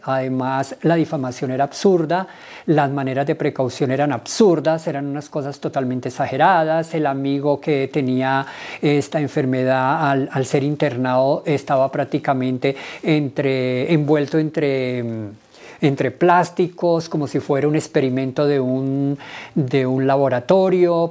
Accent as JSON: {"language": "Spanish", "town": "Villavicencio", "region": "Meta", "country": "Colombia", "tie": "born or raised there", "moved": "as an adult", "lives_now": "Bogotá, Colombia", "said": "Soy del Llano, de Villavicencio"}